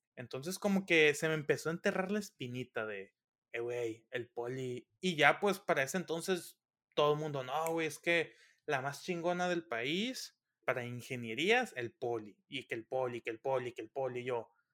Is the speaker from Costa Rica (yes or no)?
no; Los Mochis, Sinaloa, Mexico; moved away as an adult; also born or lived in State of Mexico; now in Mexico City, Mexico; soy originario de Los Mochis, Sinaloa, México